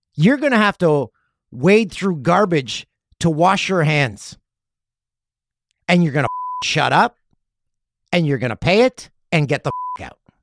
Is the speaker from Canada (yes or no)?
yes; Peterborough, Ontario, Canada; moved away; Had to go to Peterborough. It's, uh, my hometown